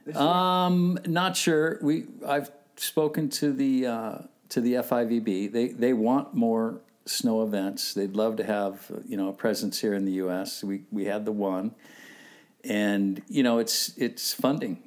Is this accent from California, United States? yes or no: yes; Southern California, United States; growing up here in Southern California